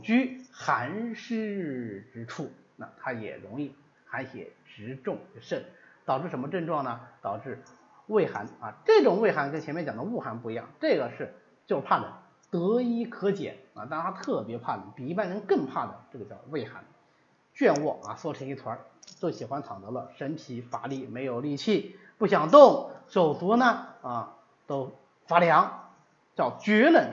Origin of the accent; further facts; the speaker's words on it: China; 我们中国人穿衣服的习惯